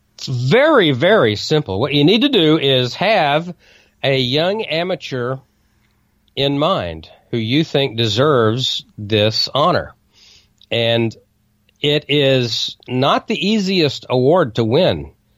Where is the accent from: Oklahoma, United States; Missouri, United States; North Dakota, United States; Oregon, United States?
Oklahoma, United States; Bartlesville, Oklahoma, my home state